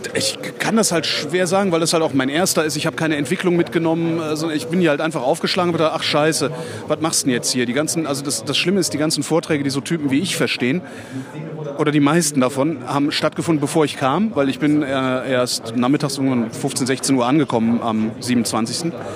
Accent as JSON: {"language": "German", "town": "Cologne", "region": "North Rhine-Westphalia", "country": "Germany", "tie": "born or raised there", "moved": "yes", "said": "in meine Heimat nach, nach, nach Köln"}